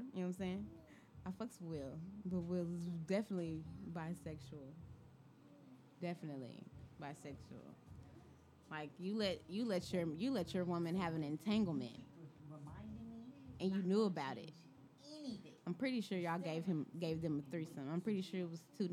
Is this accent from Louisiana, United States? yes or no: yes; Louisiana, United States; also born or lived in Dallas, Texas; I was born in Dallas, Texas, but I am from Louisiana